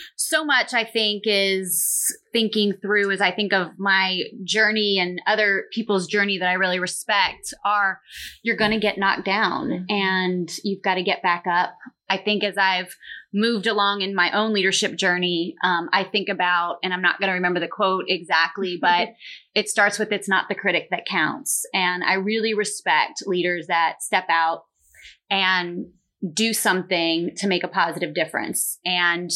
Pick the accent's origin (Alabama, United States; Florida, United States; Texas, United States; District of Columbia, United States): Florida, United States; South; My family from the Northeast, but I grew up in South Florida